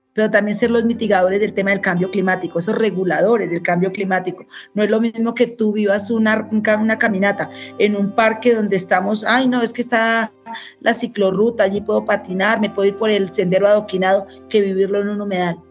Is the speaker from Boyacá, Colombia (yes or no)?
yes; Pauna, Boyacá, Colombia; now in Bogotá, Colombia; En Pauna, Boyacá, soy hija única mujer en el hogar paterno. De allí, de Boyacá, tengo los mejores recuerdos